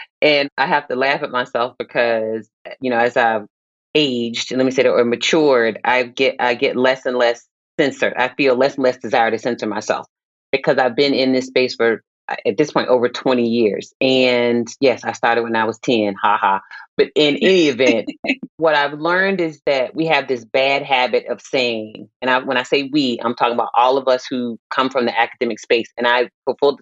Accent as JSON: {"language": "English", "town": "Virginia Beach", "region": "Virginia", "country": "United States", "tie": "born or raised there", "said": "I grew up in Virginia Beach, Virginia"}